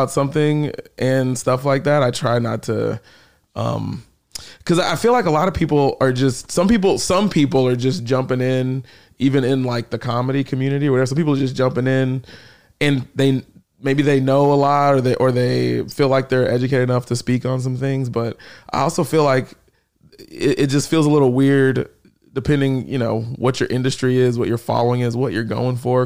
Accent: Houston, Texas, United States; also born or lived in Austin, Texas; now in New York, United States; I'm from Texas

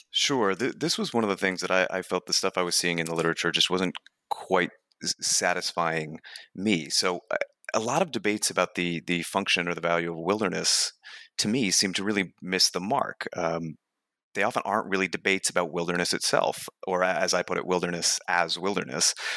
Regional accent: New Hampshire, United States; I grew up in New Hampshire and, and fairly rural New Hampshire

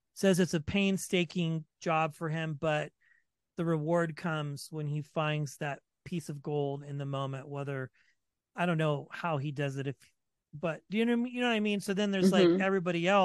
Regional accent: Kansas, United States; now in Colorado, United States; I'm from Kansas originally

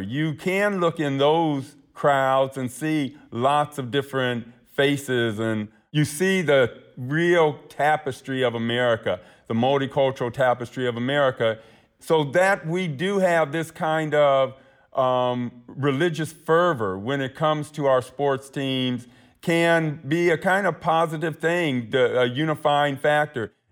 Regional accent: Akron, Ohio, United States; my hometown of Akron, Ohio

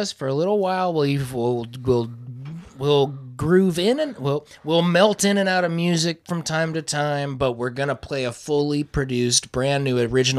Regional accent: Iowa, United States; it's all we talk about is growing up in Iowa, hanging out, being band buds.

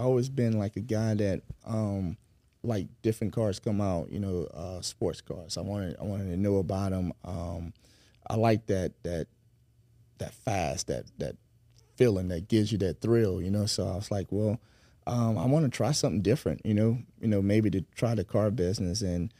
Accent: Century, Florida, United States; I'm actually from Century, Florida, small town outside of Pensacola.

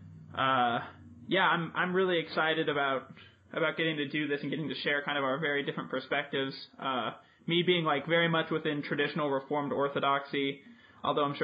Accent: Albuquerque, New Mexico, United States; also born or lived in Maryland; I'm from Albuquerque, New Mexico

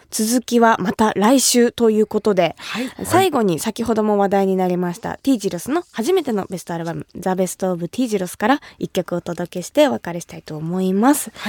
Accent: Kumamoto, Japan; 私が生まれ育った熊本

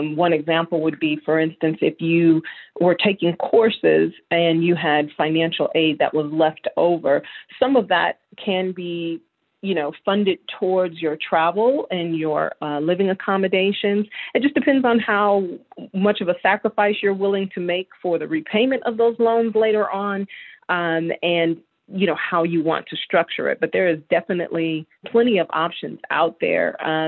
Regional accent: Chicago, Illinois, United States; born there; also born or lived in Houston, Texas; I was born in Chicago. I consider Houston, Texas home, and I split my time currently between Knoxville, Tennessee and Atlanta, Georgia.

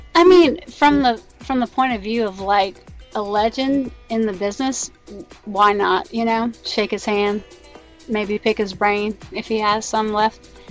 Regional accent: United States; I'm an American and I live in America in the year 2017

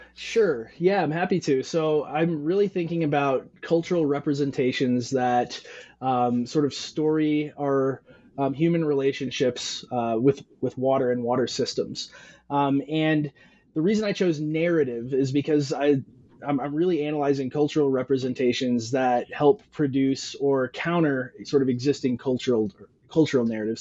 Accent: Western Montana, United States; now in Arizona, United States; I'm originally from from Western Montana, and I grew up. Um, fly fishing, uh, whitewater rafting, spending a lot of time around streams and water

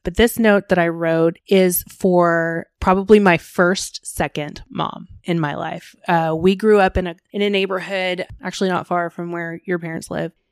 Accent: Plano, Texas, United States; also born or lived in Rockwall, Texas; I grew up in Plano, but I was living in the Rockwall area at the time

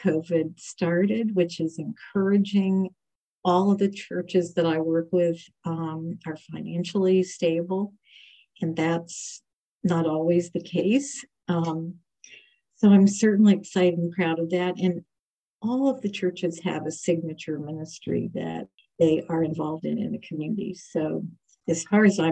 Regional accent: West Virginia, United States; moved away as an adult; also born or lived in Washington, D.C.; now in Portsmouth, United States; I grew up in West Virginia

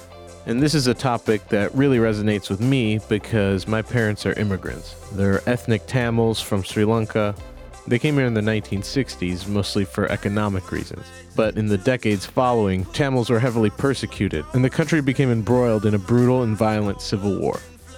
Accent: United States; I'm a dad, and I'm an American.

